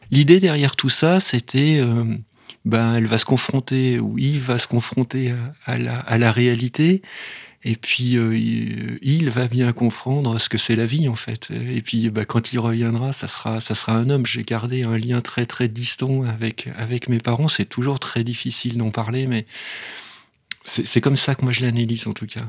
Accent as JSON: {"language": "French", "town": "Vaulx-en-Velin", "region": "Auvergne-Rhône-Alpes", "country": "France", "tie": "born or raised there", "said": "on m'a inscrit dans un, dans un club de sport, alors c'était du rugby, juste à côté de chez moi, à Vaux-en-Velin"}